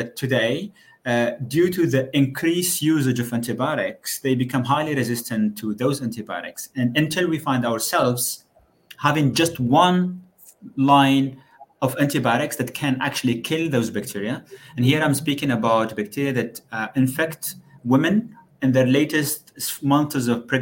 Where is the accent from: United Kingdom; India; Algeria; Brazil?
Algeria; moved away as an adult; also born or lived in Würzburg, Germany; now in Brussels, Belgium; I actually started my studies in Algeria. That's where I come